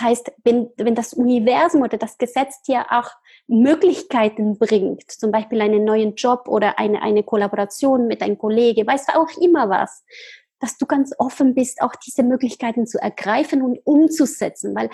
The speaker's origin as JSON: {"language": "German", "country": "Argentina", "tie": "born there", "second_language": "German", "said": "Ja, also ich bin in Argentinien geboren, ich bin halb Argentinierin und halb Chilenerin."}